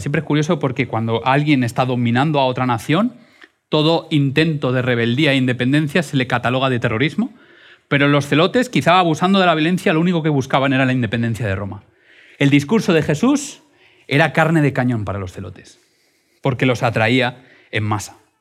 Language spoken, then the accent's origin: Spanish; Madrid, Community of Madrid, Spain; soy madrileño